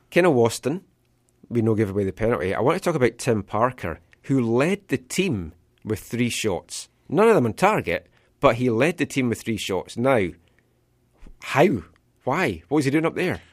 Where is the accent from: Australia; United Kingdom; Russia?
United Kingdom; Scotland; now in Vancouver, Canada; being Scottish